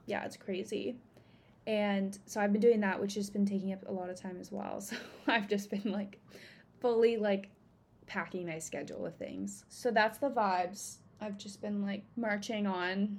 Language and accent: English; Encinitas, California, United States; a place in Cardiff, which is in my hometown. And it's like really close to the water. It's an area that I grew up in.